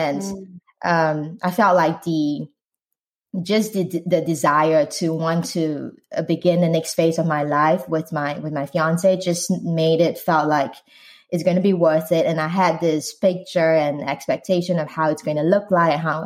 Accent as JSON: {"language": "English", "country": "Singapore", "moved": "as an adult", "lives_now": "United States", "said": "I'm Asian Singaporean"}